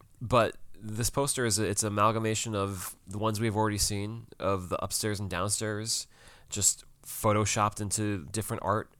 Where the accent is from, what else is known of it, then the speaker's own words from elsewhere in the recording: United Kingdom; yeah, so we're British.